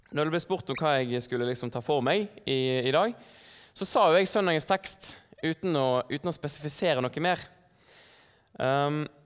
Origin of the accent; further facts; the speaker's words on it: Bergen, Vestland, Norway; moved away as an adult; now in Oslo, Norway; Jeg er her fra Bergen.